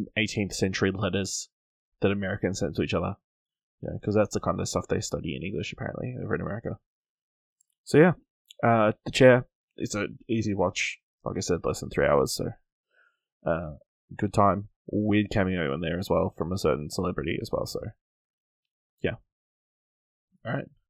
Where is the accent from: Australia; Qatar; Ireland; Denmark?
Australia; as an Australian